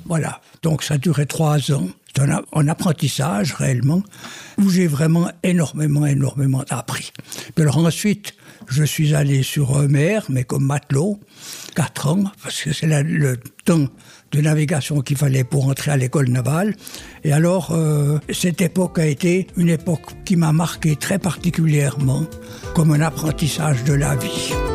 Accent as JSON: {"language": "French", "country": "Switzerland", "tie": "born or raised there", "said": "J'étais né au bord du lac de Neuchâtel, j'ai beaucoup navigué avec les pêcheurs"}